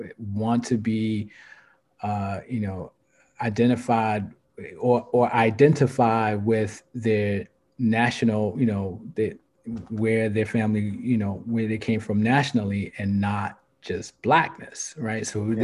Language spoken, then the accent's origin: English; New York City, New York, United States; now in Burlington, United States; where I grew up at in Brooklyn